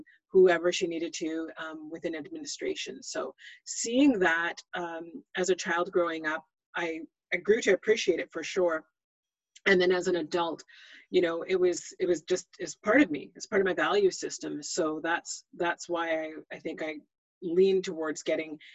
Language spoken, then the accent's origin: English; Greater Vancouver area / Fraser Valley, British Columbia, Canada; I was born and raised in the Greater Vancouver area / Fraser Valley.